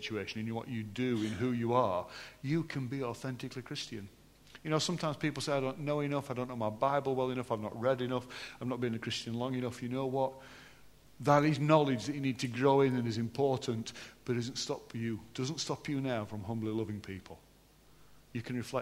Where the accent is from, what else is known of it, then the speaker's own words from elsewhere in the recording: Yorkshire and the Humber, United Kingdom; I am still from Yorkshire